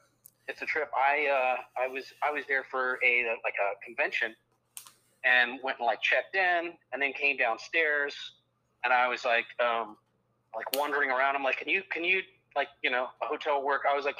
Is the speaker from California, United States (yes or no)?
no; New Jersey, United States; That's my home state. You be nice.